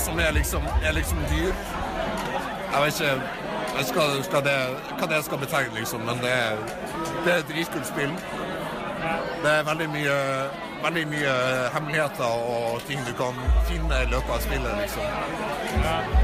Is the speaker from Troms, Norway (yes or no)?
yes; Harstad, Troms, Norway; Harstad, min hjemby Harstad